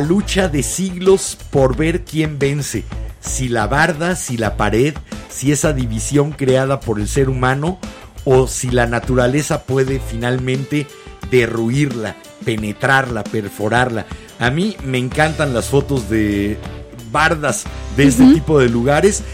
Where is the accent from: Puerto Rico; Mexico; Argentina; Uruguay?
Mexico; nos une a todos los mexicanos